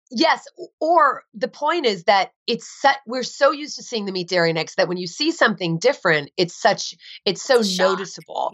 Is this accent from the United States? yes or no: yes; New Jersey, United States; I grew up in New Jersey